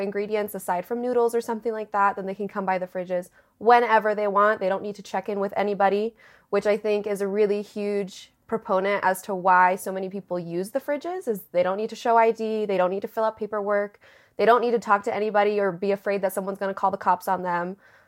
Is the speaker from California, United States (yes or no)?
yes; Southern California, United States; moved away as an adult; now in Denver, United States; So I moved here August of 2019. I'm originally from Southern California. I moved out here for grad school.